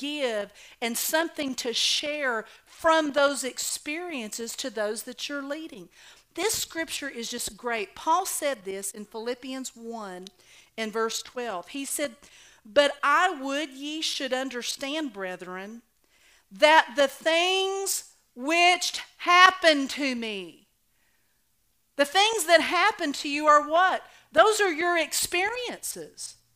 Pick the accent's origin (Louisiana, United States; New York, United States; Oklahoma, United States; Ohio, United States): Oklahoma, United States; I was raised in Oklahoma